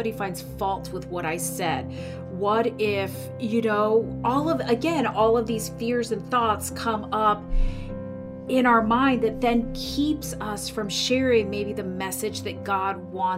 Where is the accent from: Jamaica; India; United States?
United States; Florida; also born or lived in Miami; So I am originally from Miami, Florida. Oh. So I was born there, and then I grew up in the Florida Keys.